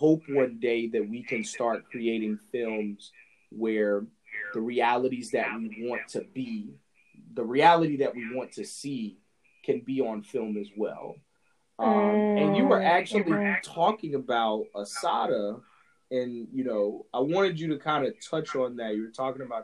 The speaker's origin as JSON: {"language": "English", "region": "Alabama", "country": "United States", "tie": "born or raised there", "also_born_or_lived": "Mississippi", "said": "I was born in Mississippi and I'm raised in Alabama"}